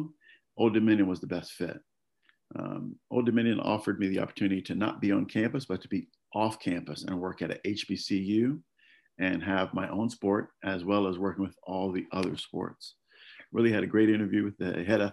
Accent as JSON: {"language": "English", "town": "Jacksonville", "region": "North Carolina", "country": "United States", "tie": "born or raised there", "also_born_or_lived": "Wilmington, North Carolina / Miami", "moved": "as an adult", "said": "I'm originally from Jacksonville, North Carolina"}